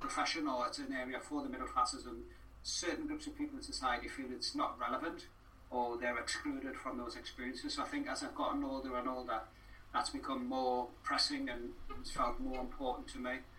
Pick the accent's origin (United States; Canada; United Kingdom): United Kingdom; Newcastle upon Tyne, North East England; moved away as an adult; also born or lived in Wales; now in Cardiff, United Kingdom; I've been here longer than I have been uh, in Newcastle, where I grew up